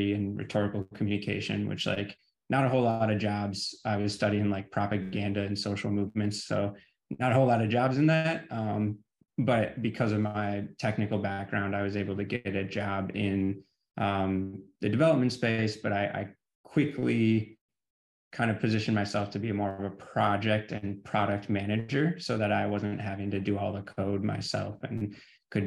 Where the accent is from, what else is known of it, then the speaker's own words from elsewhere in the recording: Michigan, United States; also born or lived in California / Oregon; I am from Michigan.